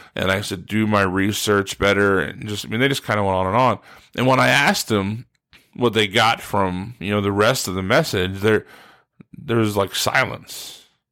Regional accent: Steubenville, Ohio, United States; moved away as an adult; now in West Virginia, United States; I grew up in Steubenville, Ohio, uh, pretty much my whole life.

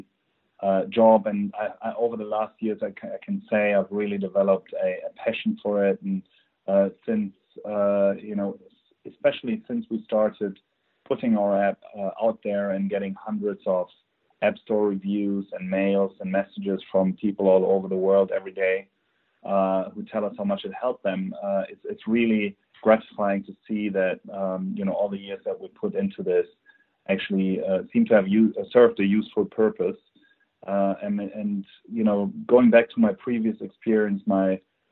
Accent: Germany; accent: German; English is a second language; as you can probably tell on my accent, I'm originally from Germany.

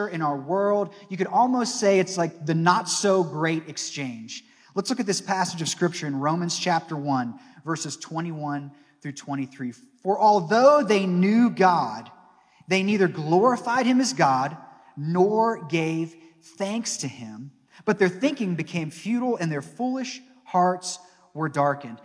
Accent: Northeast Ohio, United States; moved away as an adult; also born or lived in Arkansas; Growing up in Northeast Ohio

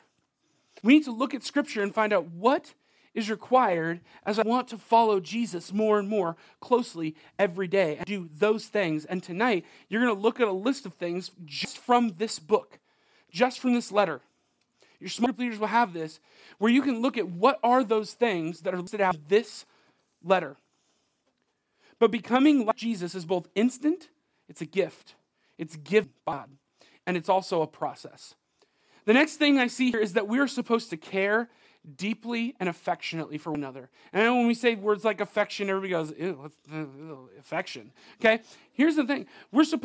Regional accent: United States; I'm an American.

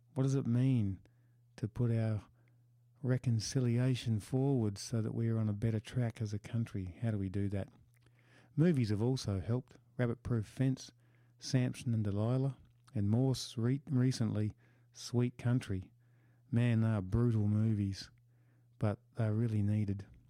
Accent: Western Australia, Australia; They're the places I grew up in.

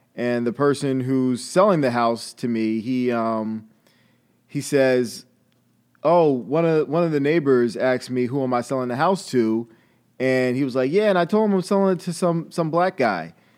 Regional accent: Long Island, New York, United States; moved away as an adult; also born or lived in Atlanta, Georgia; I'm from Long Island originally

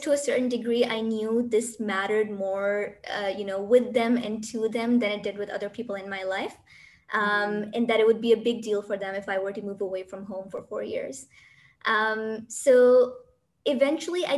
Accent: Pakistan; moved away as an adult; now in United Arab Emirates; Even though I'm from Pakistan, I'm currently in the UAE

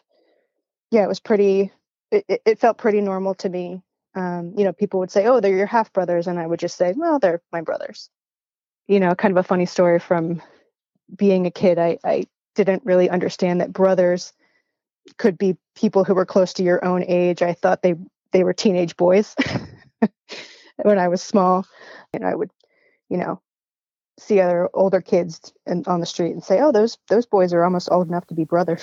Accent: outside Philadelphia, Pennsylvania, United States; now in Northern Michigan, United States; I currently live in Northern Michigan, but I grew up outside Philadelphia

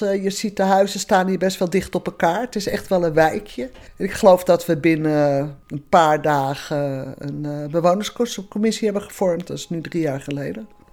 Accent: Amsterdam, North Holland, Netherlands; moved away; Ras Amsterdammer

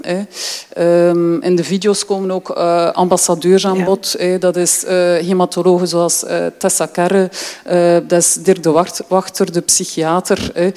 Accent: Deinze, Flanders, Belgium; moved away as an adult; now in Ghent, Belgium; Ik ben opgegroeid in Deense

